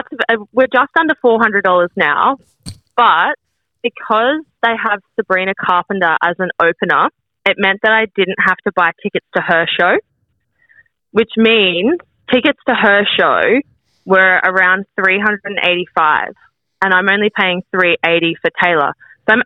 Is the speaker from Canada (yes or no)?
no; Adelaide, South Australia, Australia; So I've got to rush back to, because I'm from Adelaide, I've got to rush back to Adelaide for uni